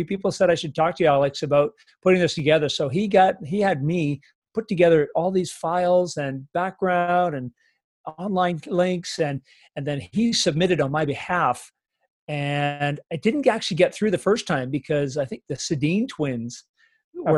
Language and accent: English; Coquitlam, British Columbia, Canada; I was a hockey fan growing up in Coquitlam